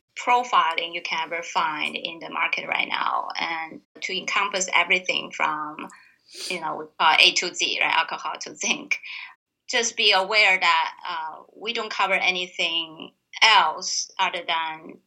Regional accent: Tianjin, China; moved away; I grew up in a northern China harbor town called Tianjin.

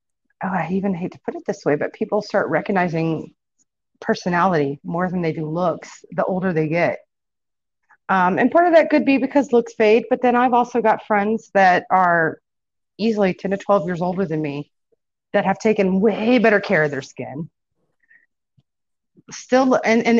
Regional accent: Irving, Texas, United States; I grew up in South Irving, where it was primarily Black and Hispanic growing up

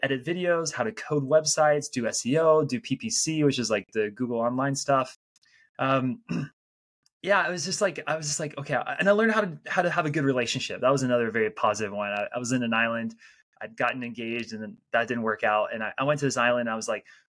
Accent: United States; moved away as an adult; also born or lived in Salt Lake City, Utah / Belgium; I am an American, so I'm not an immigrant to the United States. But when I was 23, I was living in Salt Lake City, Utah.

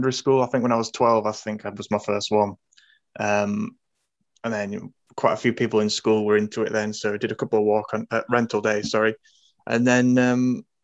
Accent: Scunthorpe, Yorkshire and the Humber, United Kingdom; I'm from Scunthorpe

